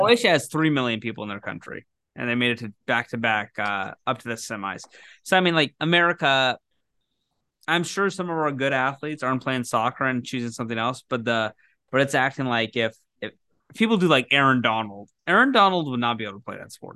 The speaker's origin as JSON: {"language": "English", "town": "Lacey", "country": "United States", "tie": "born or raised there", "said": "my roof in Lacey, my hometown roof"}